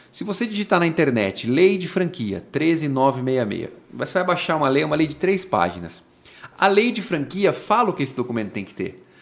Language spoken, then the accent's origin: Portuguese; Brazil; Nós somos brasileiros